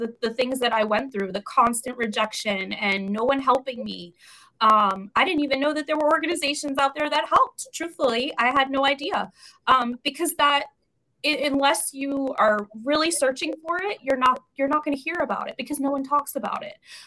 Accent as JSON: {"language": "English", "region": "New York", "country": "United States", "also_born_or_lived": "Florida / Tennessee / South Carolina", "moved": "as an adult", "lives_now": "California, United States", "said": "I'm from New York originally."}